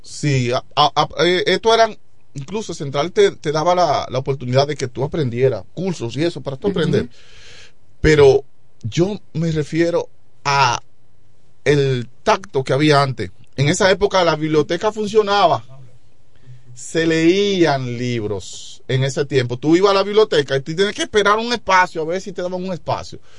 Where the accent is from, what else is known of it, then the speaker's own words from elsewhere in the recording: La Romana, Dominican Republic; mi pueblo, la romana